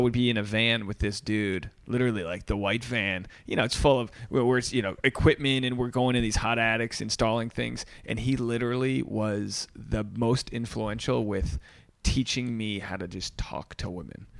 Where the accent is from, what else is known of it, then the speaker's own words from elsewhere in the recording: Rhode Island, United States; I'm from Rhode Island, but I, so I didn't come up in the Boston community